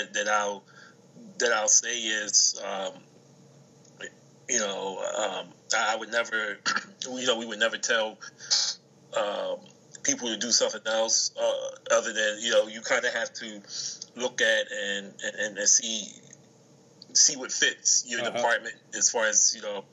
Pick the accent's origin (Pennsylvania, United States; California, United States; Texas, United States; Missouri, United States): Pennsylvania, United States; Chester; I'm from Chester, which is a hop, skip, and a jump away from Philly